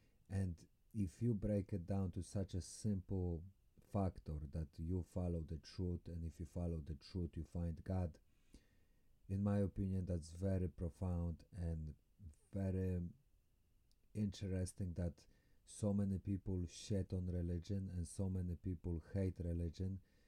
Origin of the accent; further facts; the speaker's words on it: Poland; Although I might sound Russian, I have no Russian affiliation, I'm from Poland